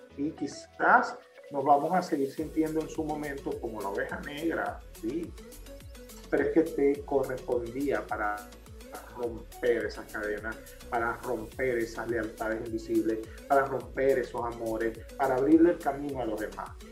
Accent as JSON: {"language": "Spanish", "town": "Maracaibo", "region": "Zulia", "country": "Venezuela", "said": "como todo maracucho"}